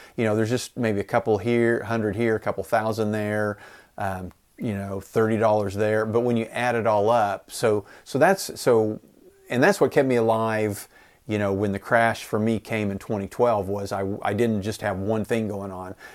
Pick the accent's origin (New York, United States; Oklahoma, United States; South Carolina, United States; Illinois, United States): Oklahoma, United States; Enid; I live in Enid, Oklahoma, a town of about fifty thousand people